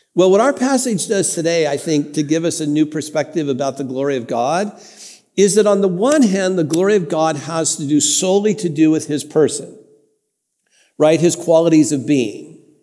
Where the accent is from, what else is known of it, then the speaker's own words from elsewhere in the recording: Santa Ana, California, United States; I grew up in First United Methodist Church in Santa Ana, California